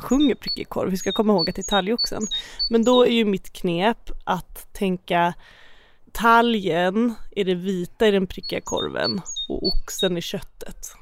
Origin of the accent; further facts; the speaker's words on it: Uppland, Sweden; Jag är ju inte uppväxt i några bokskogar, jag är ju från Uppland.